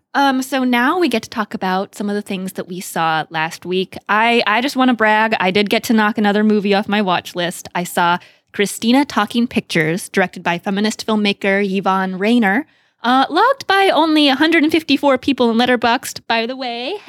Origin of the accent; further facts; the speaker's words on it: Beaverton, Oregon, United States; I grew up in the Portland, Beaverton area and went to high school two miles from Nike headquarters